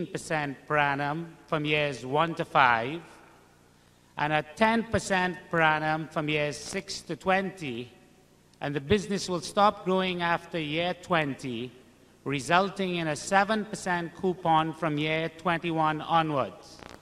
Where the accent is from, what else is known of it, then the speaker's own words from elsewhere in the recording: Trinidad & Tobago; I'm from Trinidad in the West Indies.